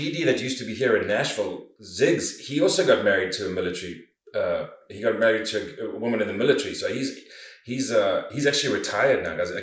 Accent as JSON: {"language": "English", "country": "South Africa", "tie": "born or raised there", "said": "growing up in South Africa"}